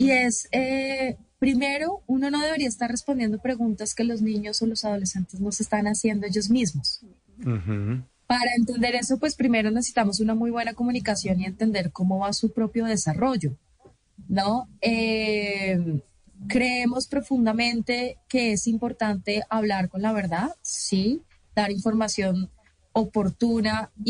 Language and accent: Spanish; Colombia; parte, digamos, de los derechos que tenemos ya como colombianos.